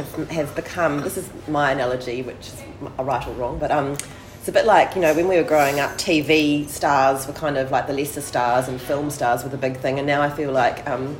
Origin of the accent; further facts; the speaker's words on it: Christchurch, Canterbury, New Zealand; now in Melbourne, Australia; I'm from New Zealand, from Christchurch, so Melbourne's a big city to me